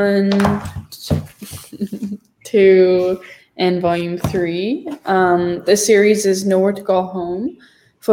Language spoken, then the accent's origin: English; Collingwood, Ontario, Canada; where I grew up in Collingwood